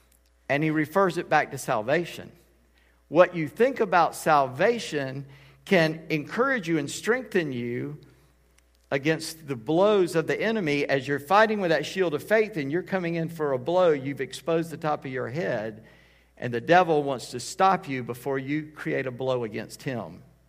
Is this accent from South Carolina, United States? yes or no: yes; Charleston, South Carolina, United States; and you don't know where I'm from Charleston, South Carolina.